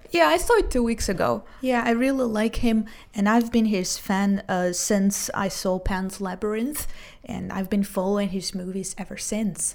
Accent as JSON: {"language": "English", "country": "Israel", "said": "I'm from Israel, 29 years old, so I'm a teacher and a translator"}